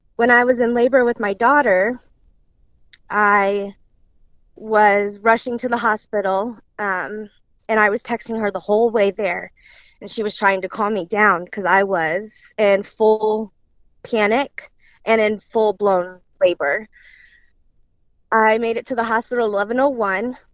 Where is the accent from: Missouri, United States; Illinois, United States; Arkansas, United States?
Illinois, United States; Girard; also born or lived in Springfield, Illinois; we grew up in Girard, um, which is a very small town south of Springfield, Illinois. Um, we lived there. Um, I lived there my whole life